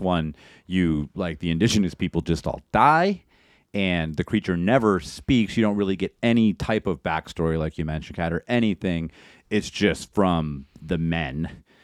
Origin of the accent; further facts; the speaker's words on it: Maine, United States; we grew up in Maine